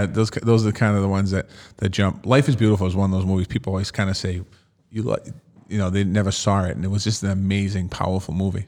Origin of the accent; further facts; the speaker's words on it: Boston, Massachusetts, United States; as a kid growing up in Dorchester